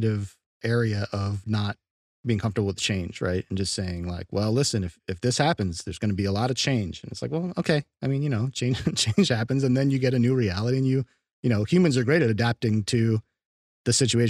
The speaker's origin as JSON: {"language": "English", "country": "United States", "said": "as an American"}